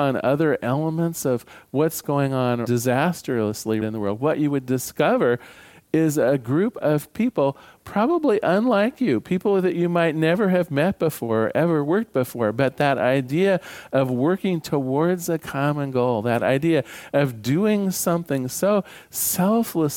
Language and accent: English; Newport, Oregon, United States; now in Portland, United States; I was born in Newport, Oregon.